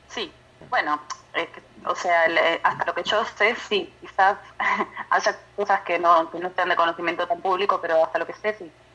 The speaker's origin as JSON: {"language": "Spanish", "region": "Patagonia", "country": "Argentina", "moved": "yes", "lives_now": "Paraná Delta, Argentina", "said": "soy patagónica, entonces también vengo de otras zonas geográficas"}